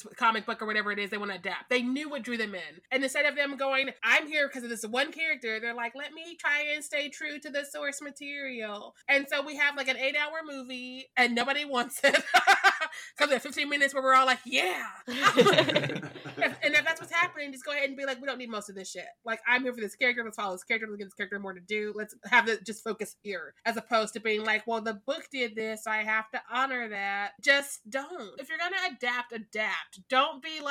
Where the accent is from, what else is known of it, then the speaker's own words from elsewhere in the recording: Missouri, United States; I'm from Missouri